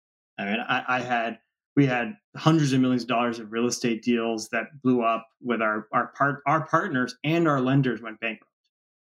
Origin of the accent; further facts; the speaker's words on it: Washington, District of Columbia, United States; Yeah, I mean, Washington, D.C., everybody thinks of it as a political town, but it's really a real estate town. And I come from a real estate family, spent a whole life in real estate.